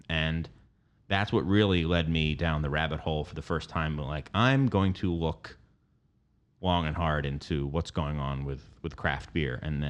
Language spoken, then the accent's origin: English; Philadelphia, Pennsylvania, United States; I grew up in Philadelphia. I went to school in Delaware, two places that I feel were ahead of the curve nationally compared to most other places.